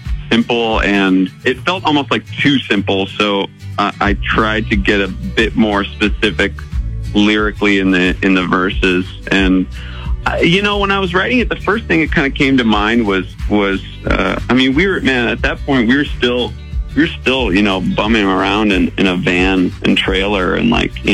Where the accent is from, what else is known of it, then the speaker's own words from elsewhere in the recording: upstate New York, United States; now in California, United States; growing up in upstate New York, I was in the middle of the woods and the freezing cold